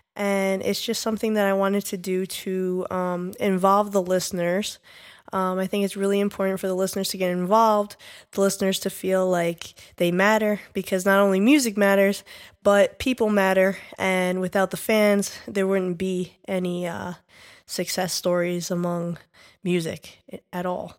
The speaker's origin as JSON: {"language": "English", "region": "New York", "country": "United States", "said": "We are specifically from New York"}